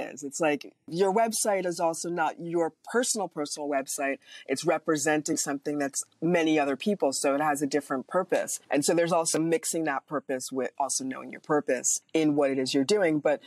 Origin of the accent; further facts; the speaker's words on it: New York City, New York, United States; also born or lived in Berkshires; now in Los Angeles, United States; I grew up in Manhattan, and I live, you know, in Los Angeles